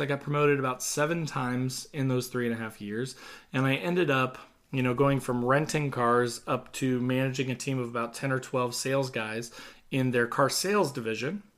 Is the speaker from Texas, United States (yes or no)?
no; Southern Indiana, United States; I grew up in Southern Indiana.